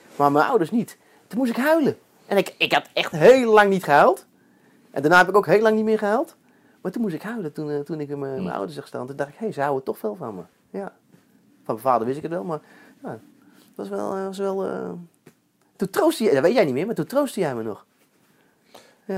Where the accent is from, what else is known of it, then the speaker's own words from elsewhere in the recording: Eindhoven, North Brabant, Netherlands; ik kom zelf van Eindhoven.